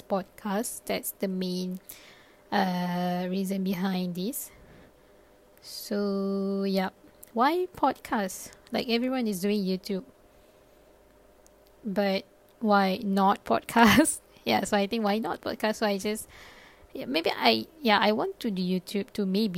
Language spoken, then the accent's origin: English; Malaysia; first language Malay; English is a second language; also born or lived in Japan; I am from Malaysia and currently based in Malaysia